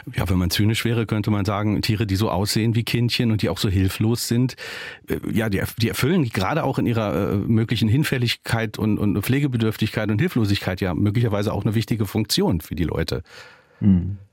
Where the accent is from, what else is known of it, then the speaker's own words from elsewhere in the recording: Germany; hier bei uns in Deutschland